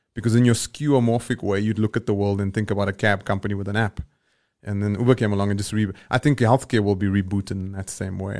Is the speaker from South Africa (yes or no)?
yes; Johannesburg, Gauteng, South Africa; where I grew up in Eldorado Park